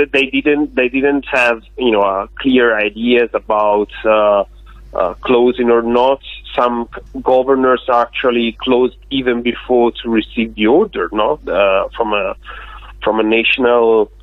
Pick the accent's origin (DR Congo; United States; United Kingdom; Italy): Italy; Tuscany; I'm from Italy, but I'm from a state that you know very well